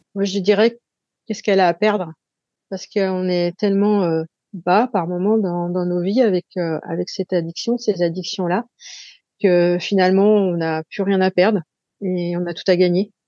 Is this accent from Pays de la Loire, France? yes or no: yes; Saint-Nazaire, Pays de la Loire, France; chez nous à Saint-Nazaire